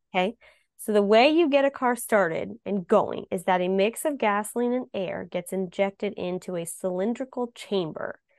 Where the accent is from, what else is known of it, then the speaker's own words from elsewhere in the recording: Ohio, United States; growing up in Ohio